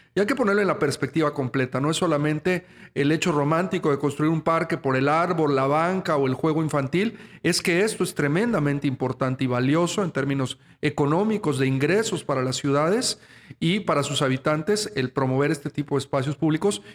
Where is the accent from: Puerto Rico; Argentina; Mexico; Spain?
Mexico; los que somos mexicanos